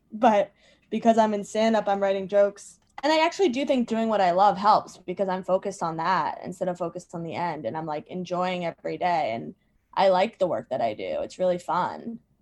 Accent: Virginia, United States; now in New York City, United States; I live in New York City. And I'm from Virginia.

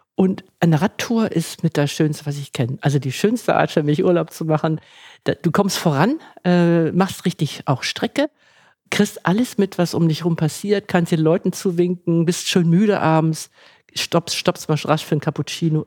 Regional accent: Hamburg, Germany; ich komme aus Hamburg

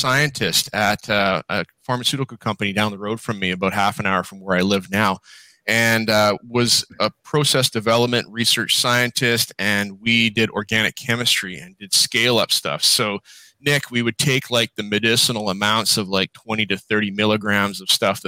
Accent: Calgary, Alberta, Canada; now in British Columbia, Canada; I grew up in Calgary, Alberta

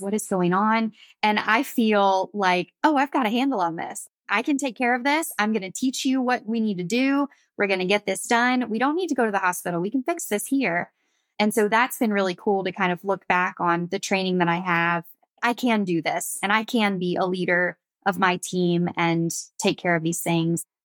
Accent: Pensacola, Florida, United States; So I grew up on the Florida Gulf Coast. I'm from Pensacola, Florida, so fairly small, beachy town

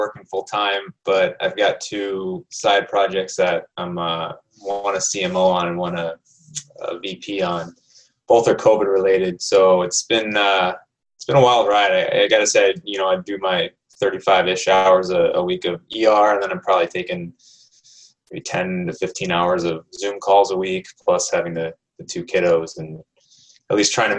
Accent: Phoenix, Arizona, United States; No, I'm from Phoenix.

